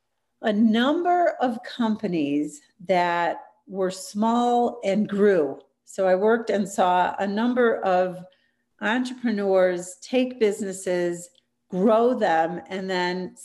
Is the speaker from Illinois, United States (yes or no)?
yes; Chicago, Illinois, United States; moved away as an adult; also born or lived in Tampa, Florida; I'm originally from Chicago